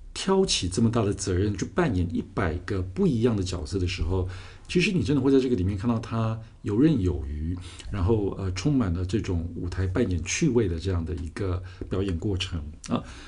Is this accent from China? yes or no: no; Taiwan; 我们自己在台湾长大